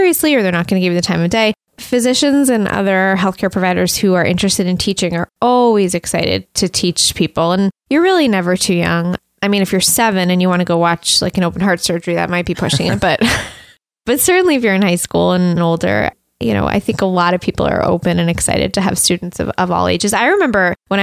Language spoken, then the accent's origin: English; United States; also born or lived in Canada; as an American, I was super excited about going to McGill